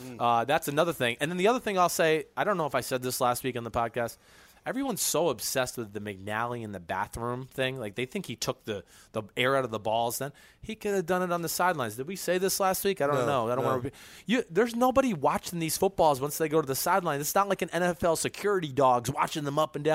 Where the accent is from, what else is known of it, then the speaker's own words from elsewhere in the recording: Franklin Lakes, New Jersey, United States; my hometown of Franklin Lakes